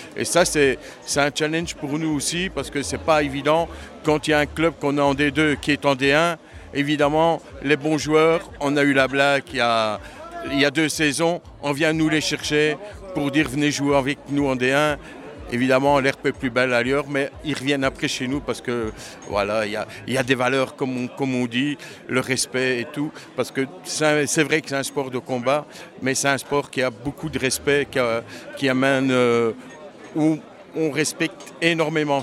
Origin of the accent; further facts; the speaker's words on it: Charleroi, Wallonia, Belgium; on est Carolo, on est belge